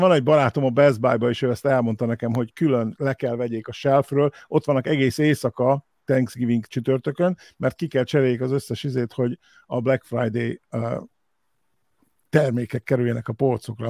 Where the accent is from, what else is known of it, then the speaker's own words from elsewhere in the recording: Hungary; now in United States; mi itt ugye kis magyarok, első, első generációs magyarok vagyunk